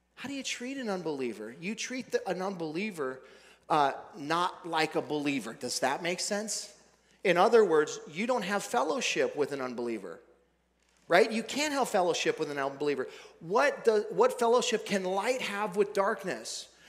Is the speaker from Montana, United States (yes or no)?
yes; Billings, Montana, United States; Billings, Montana, my hometown